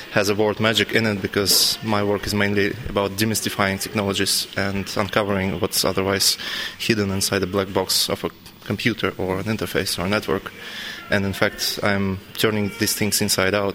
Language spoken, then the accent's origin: English; Russia; moved away; also born or lived in Berlin / Netherlands; I'm from Russia